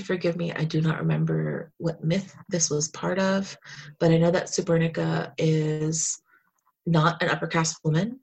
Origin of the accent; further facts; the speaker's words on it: New Jersey, United States; now in Philadelphia, United States; I grew up in Jersey